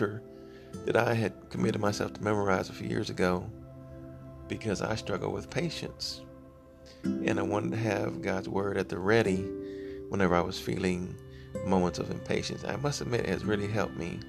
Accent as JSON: {"language": "English", "region": "Texas", "country": "United States", "said": "my home state of Texas, El Paso, Texas"}